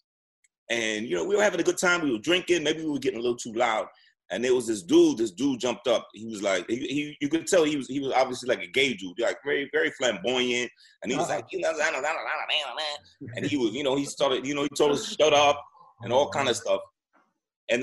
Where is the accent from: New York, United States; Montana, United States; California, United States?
New York, United States; I'm from New York